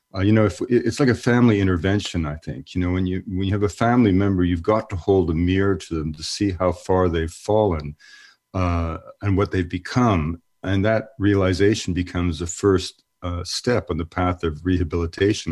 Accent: Canada; moved away; also born or lived in United States; I'm born Canadian, but I'm a naturalized American

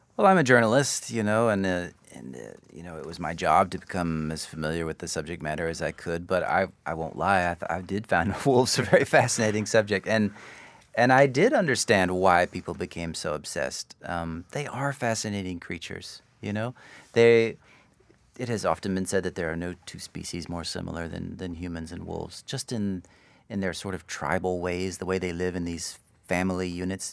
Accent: Austin, Texas, United States; I grew up in Austin.

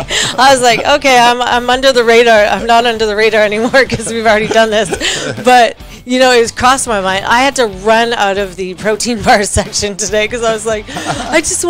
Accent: Canada; I'm Canadian

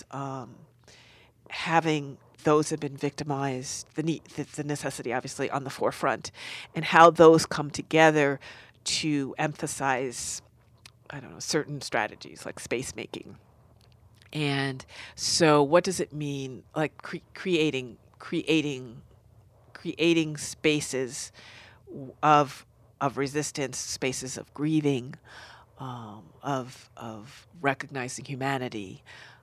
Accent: Newark, New Jersey, United States; I'm from New Jersey in Newark

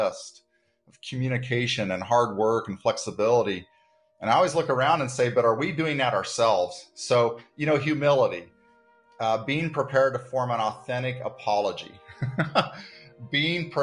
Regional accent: Dodge City, Kansas, United States; also born or lived in Manhattan, Kansas; I'm born and bred in Kansas

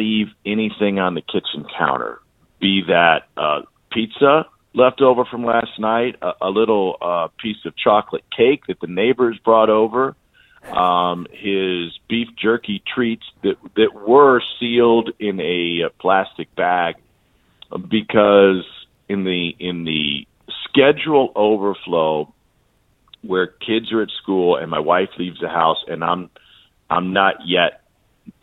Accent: Columbia, Missouri, United States; I grew up in Columbia, Missouri, where 90% of my friends were Cardinals fans.

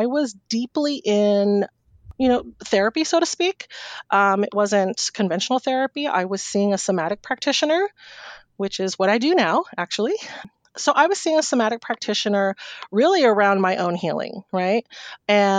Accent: Humboldt County, California, United States; also born or lived in San Francisco Bay Area; now in Sacramento, United States; I grew up in Humboldt County

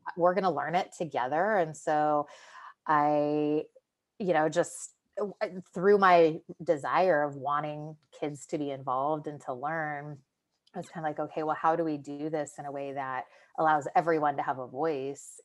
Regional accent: California, United States; the area that it was in was my hometown

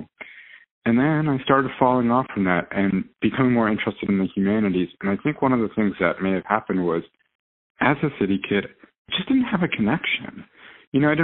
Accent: New York City, New York, United States; now in New Jersey, United States; I grew up in New York City, pure 100% city kid

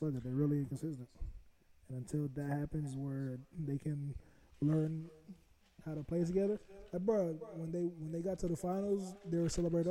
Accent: South Florida, United States; we we grew up in South Florida

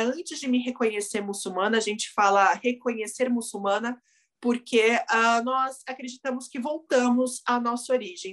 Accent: Brazil; eu sou, sou brasileira, né, nasci aqui

